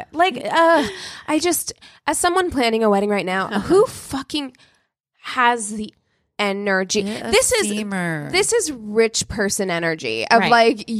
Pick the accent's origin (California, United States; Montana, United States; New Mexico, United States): New Mexico, United States; Albuquerque; moved away; as someone whose family is from New Mexico, I was born in Albuquerque.